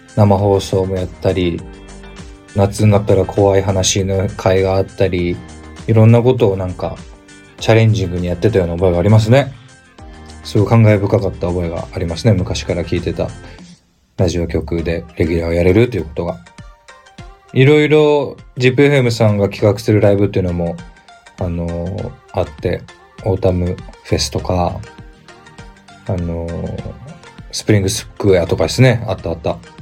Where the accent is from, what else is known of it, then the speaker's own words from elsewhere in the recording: Aichi, Japan; 愛知県出身なので